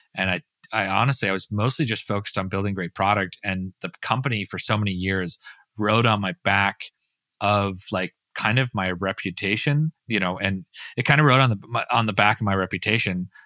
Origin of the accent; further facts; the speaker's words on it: Utah, United States; now in Florida, United States; I'm a third, fourth generation Utah